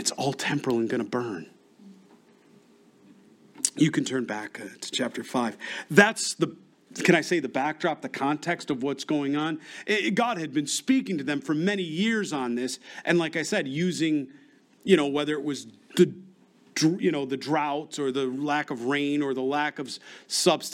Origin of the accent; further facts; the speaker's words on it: Rochester, New York, United States; moved away; I'm from Rochester, New York. We used to get something called ice storms.